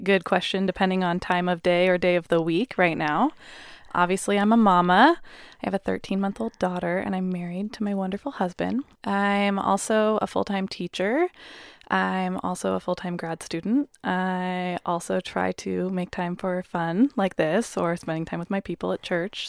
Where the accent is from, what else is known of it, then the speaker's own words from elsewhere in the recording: Puyallup, Washington, United States; we're from Puyallup